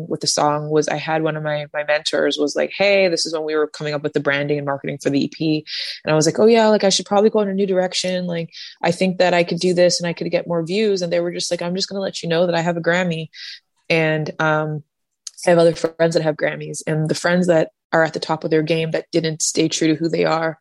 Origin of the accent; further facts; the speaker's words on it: Canada; I am a Canadian artist that's Black with blue hair that grew up learning three different languages